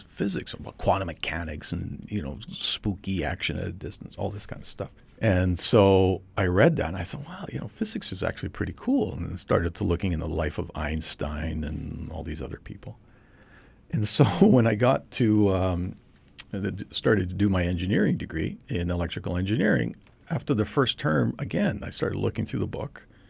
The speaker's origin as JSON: {"language": "English", "town": "Trail", "region": "British Columbia", "country": "Canada", "tie": "born or raised there", "said": "I was born and raised in Trail, B C, which is in the West Kootenays, southeastern part of British Columbia"}